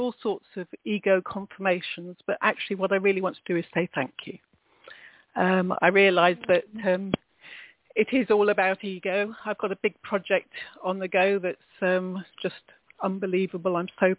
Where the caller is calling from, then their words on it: England, United Kingdom; I'm calling from England.